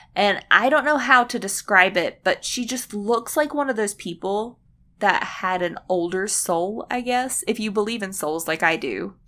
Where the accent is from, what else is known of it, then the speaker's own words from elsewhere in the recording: United States; we are from America and we live in an apartment complex